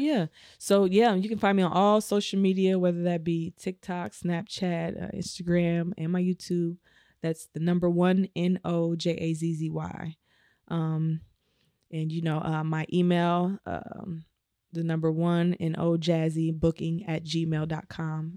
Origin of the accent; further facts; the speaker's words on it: Omaha, Nebraska, United States; moved away; I'm from Omaha, Nebraska.